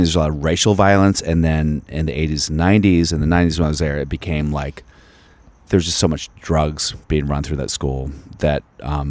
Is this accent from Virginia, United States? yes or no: yes; Virginia, United States; moved away; I'm from Virginia